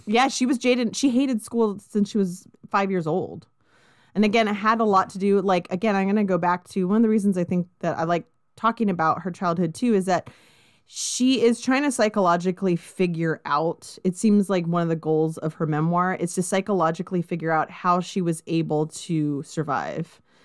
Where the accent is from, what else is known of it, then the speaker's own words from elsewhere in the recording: Southern California, United States; I grew up in Southern California